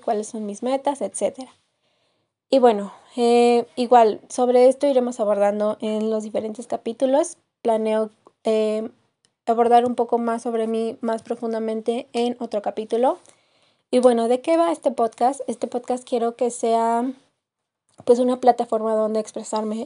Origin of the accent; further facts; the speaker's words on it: Querétaro, Mexico; now in Mexico City, Mexico; no soy de la Ciudad de México, soy originaria del estado de Querétaro